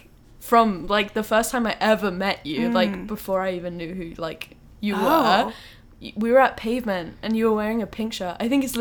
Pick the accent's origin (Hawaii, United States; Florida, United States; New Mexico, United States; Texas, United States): Texas, United States; Houston; I grew up in the Galleria area. So, oh, like, cute. Yeah, Tanglewood.